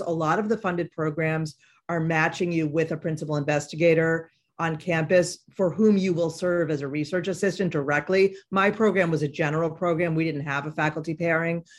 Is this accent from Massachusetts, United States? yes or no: yes; Boston, Massachusetts, United States; also born or lived in Middletown, Connecticut; I'm from the Boston area